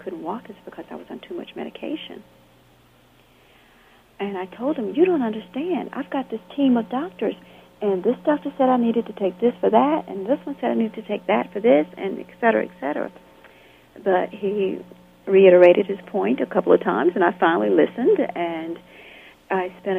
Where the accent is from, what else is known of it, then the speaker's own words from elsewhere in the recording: Camp Hill, Alabama, United States; moved away as an adult; also born or lived in California; In my hometown in Alabama, I was fairly isolated